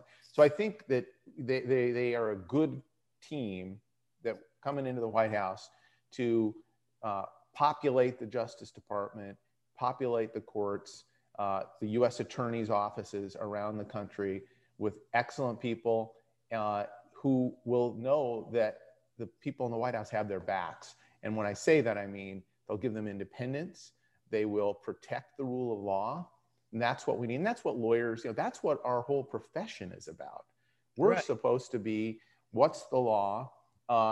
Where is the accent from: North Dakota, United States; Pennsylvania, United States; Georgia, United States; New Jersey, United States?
North Dakota, United States; moved away; I grew up in North Dakota.